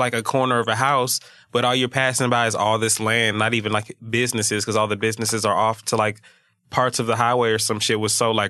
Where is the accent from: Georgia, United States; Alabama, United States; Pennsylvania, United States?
Georgia, United States; Atlanta; growing up in Atlanta, like, it being, like, a city